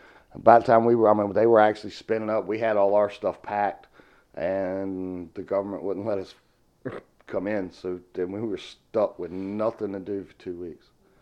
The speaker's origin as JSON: {"language": "English", "region": "the South", "country": "United States", "accent": "southern", "said": "I mean, me with my southern accent I used to have before I joined the Navy, I'd have to watch his mouth to understand what the hell he was saying."}